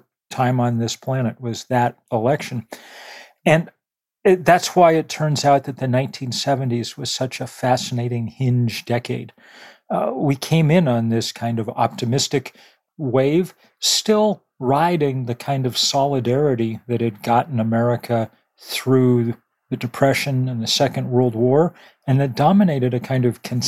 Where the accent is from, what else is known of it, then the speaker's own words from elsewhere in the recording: United States; I came of age in probably the easiest possible moment in the easiest possible place, right as American suburban prosperity was cresting in the late 60s and the 1970s